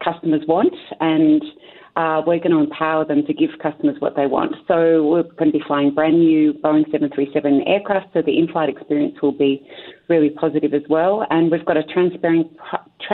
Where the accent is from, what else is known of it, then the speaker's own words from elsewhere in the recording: Australia; accent: Australian; moved away as an adult; now in Canada; You can probably tell from my accent that I'm from Australia, so I've been living in Canada since June last year